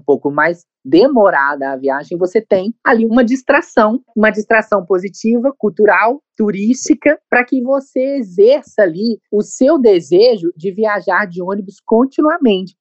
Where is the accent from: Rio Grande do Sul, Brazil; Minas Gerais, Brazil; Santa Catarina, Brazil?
Minas Gerais, Brazil; Governador Valadares; da cidade de Governador Valadares, que é minha cidade natal